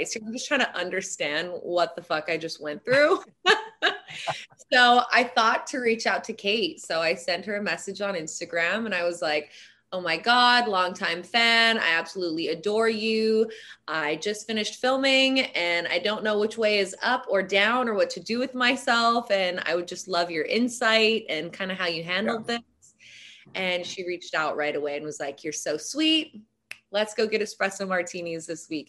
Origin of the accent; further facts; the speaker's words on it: Hawaii, United States; being born and raised in Hawaii, I was always around tribal Hawaiian tattoos